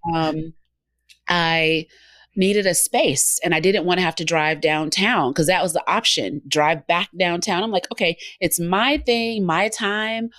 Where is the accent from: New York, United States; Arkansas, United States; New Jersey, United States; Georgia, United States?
Georgia, United States; also born or lived in Memphis; I'm from Georgia. I'm in Georgia.